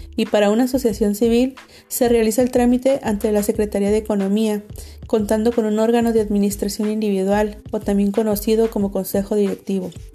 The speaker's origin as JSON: {"language": "Spanish", "town": "Tijuana", "region": "Baja California", "country": "Mexico", "said": "Soy tijuanense de corazón"}